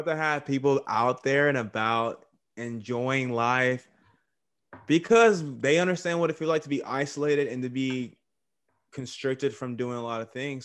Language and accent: English; Texas, United States; also born or lived in California; I was born in Cali, but I was raised in Texas